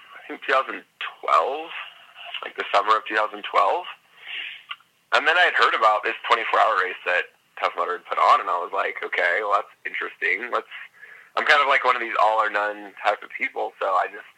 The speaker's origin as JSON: {"language": "English", "town": "Fresno", "region": "California", "country": "United States", "tie": "born or raised there", "also_born_or_lived": "Los Angeles", "said": "originally I'm from California. Grew up there. And then grew up in Fresno, which is, like, Central California."}